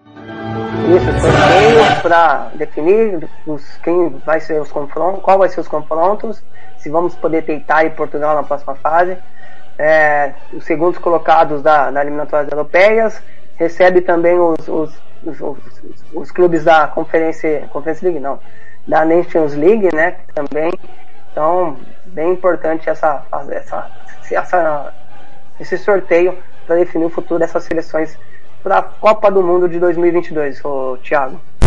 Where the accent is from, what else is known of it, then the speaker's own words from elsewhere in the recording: Brazil; a gente como brasileiro